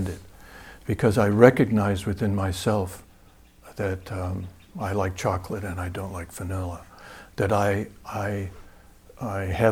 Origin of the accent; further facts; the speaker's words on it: Wisconsin, United States; I'm from Wisconsin, so I remember one time back when I was really young, this is something you do in Wisconsin